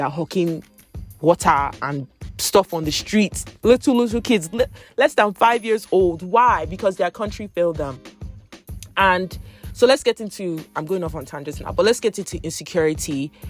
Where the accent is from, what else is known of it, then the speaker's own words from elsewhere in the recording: Nigeria; moved away; I remember when we were growing up in Nigeria